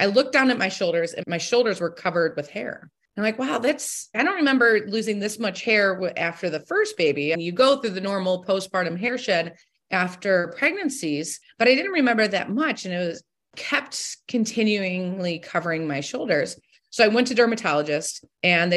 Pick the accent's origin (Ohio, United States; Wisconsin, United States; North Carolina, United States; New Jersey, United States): Ohio, United States; Toledo; I am from Toledo, Ohio. I was born and raised here, grew up in a very supportive household